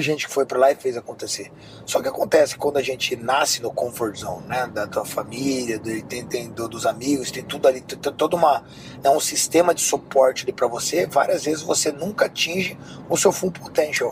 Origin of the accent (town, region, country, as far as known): Rio de Janeiro, Brazil; now in Miami, United States